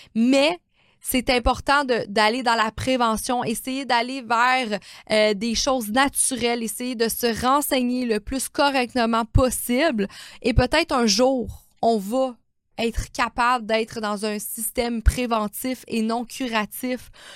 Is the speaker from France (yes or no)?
no; Quebec, Canada; nous, on a été élevés hein, au Québec